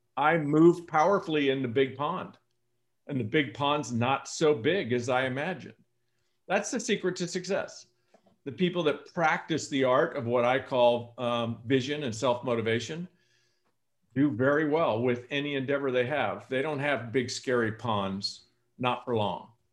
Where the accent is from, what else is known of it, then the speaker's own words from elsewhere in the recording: San Joaquin Valley, California, United States; moved away as an adult; also born or lived in Coeur d'Alene, Idaho; now in Lanai, United States; I grew up in the San Joaquin Valley of California